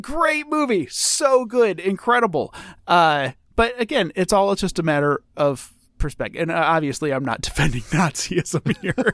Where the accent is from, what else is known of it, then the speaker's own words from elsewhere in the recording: United States; as an American